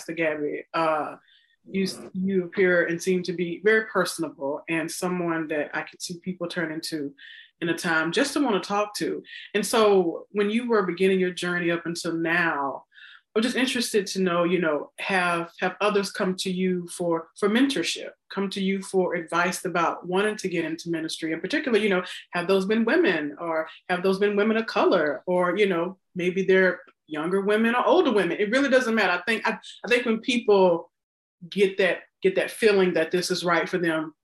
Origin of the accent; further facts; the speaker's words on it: Mississippi, United States; now in Chicago, United States; I grew up Southern Baptist in Mississippi